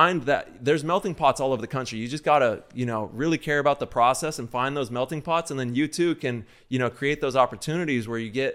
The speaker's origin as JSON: {"language": "English", "area": "Central Valley", "region": "California", "country": "United States", "tie": "born or raised there", "said": "I grew up in the Central Valley"}